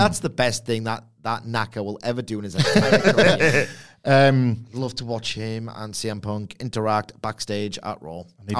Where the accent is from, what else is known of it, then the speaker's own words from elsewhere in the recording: England, United Kingdom; I'm English.